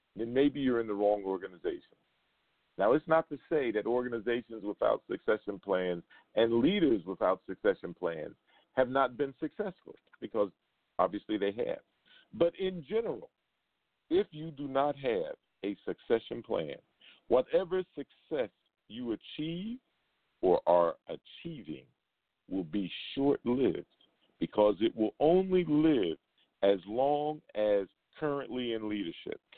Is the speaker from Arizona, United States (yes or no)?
no; New York City, New York, United States; now in Las Vegas, United States; from Brooklyn, New York, back in my hometown